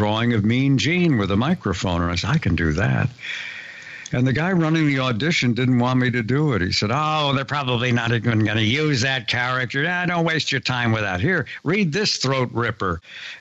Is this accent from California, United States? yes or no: yes; San Diego, California, United States; We're both from San Diego